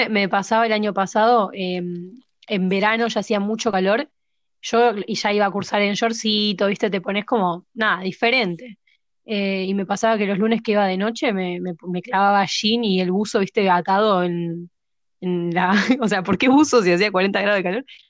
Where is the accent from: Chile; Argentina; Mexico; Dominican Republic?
Argentina; Munro, Buenos Aires Province; soy de Munro, igual que Seba, entonces eh, soy fiel al 41, al 130 y últimamente al Belgrano Norte